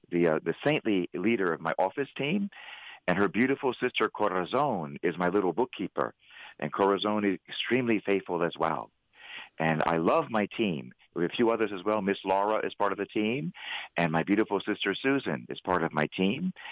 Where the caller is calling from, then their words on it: Philadelphia, Pennsylvania, United States; I'm actually speaking from Philadelphia.